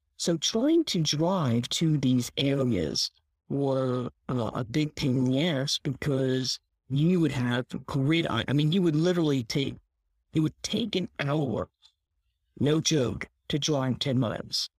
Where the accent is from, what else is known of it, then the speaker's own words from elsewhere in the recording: Philadelphia, Pennsylvania, United States; I grew up in Philadelphia. I mean, I grew up in a real city